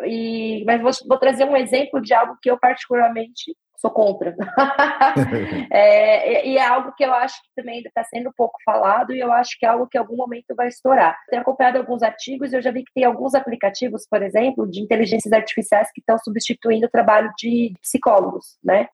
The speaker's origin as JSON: {"language": "Portuguese", "country": "Brazil", "said": "ainda sendo brasileiro"}